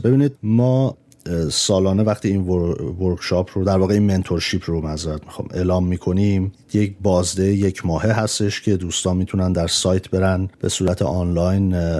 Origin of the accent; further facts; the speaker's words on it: Tehran, Tehran Province, Iran; moved away; توی جنگ بزرگ شدیم من مادرم نرس بوده برای همین هستش یعنی نرس هست هنوز ولی اون موقع در ایران ما وقتی موشک باران بود فرار میکردیم میرفتیم بیرون از تهران